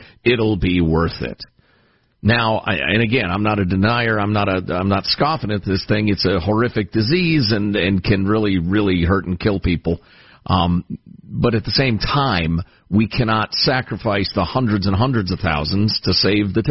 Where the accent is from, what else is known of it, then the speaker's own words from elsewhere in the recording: Illinois, United States; moved away; my home state of Illinois